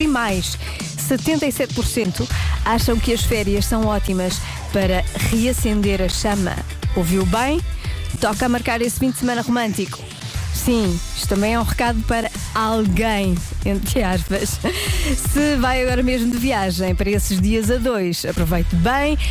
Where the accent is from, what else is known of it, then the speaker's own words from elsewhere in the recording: Porto, Portugal; eu por acaso nasci no Hospital de São João